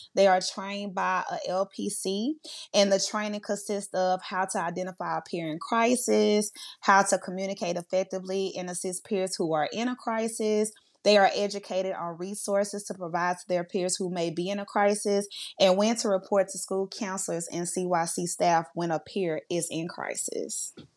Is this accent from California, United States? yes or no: no; Monroe, Louisiana, United States; I am from Monroe, Louisiana